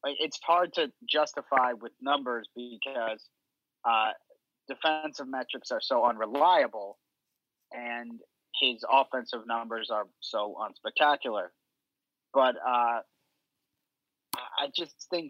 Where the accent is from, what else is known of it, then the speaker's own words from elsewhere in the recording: New Jersey, United States; I'm from Jersey